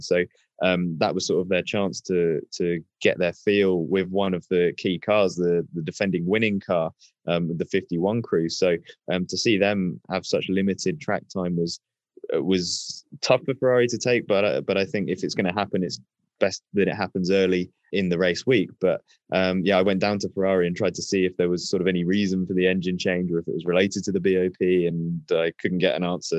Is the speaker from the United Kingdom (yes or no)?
yes; United Kingdom; as a Brit